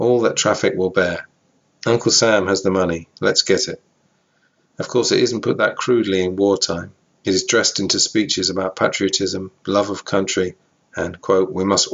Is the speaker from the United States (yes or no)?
no; England, United Kingdom; I'm from England